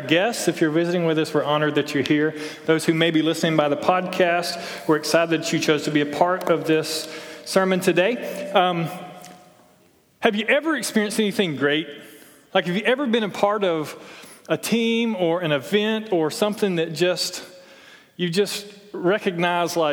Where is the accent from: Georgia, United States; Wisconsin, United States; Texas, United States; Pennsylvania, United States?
Georgia, United States; Toccoa; I'm from Toccoa